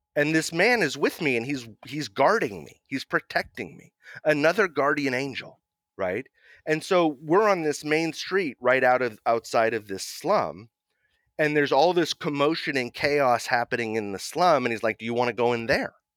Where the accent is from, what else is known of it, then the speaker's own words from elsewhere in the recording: Mill Valley, California, United States; I'm in my hometown of Mill Valley, California. It's just north of San Francisco